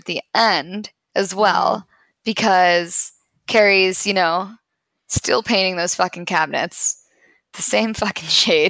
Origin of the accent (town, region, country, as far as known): Pittsburgh, Pennsylvania, United States; born or raised there; moved away